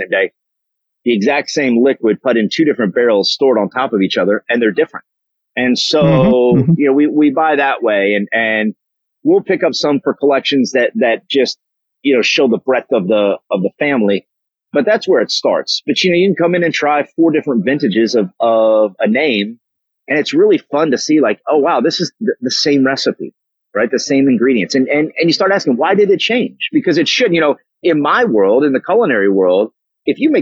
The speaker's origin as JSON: {"language": "English", "region": "Kentucky", "country": "United States", "moved": "yes", "lives_now": "Nashville, United States", "said": "I'm originally from Kentucky, and just have a long history of bourbons in the family"}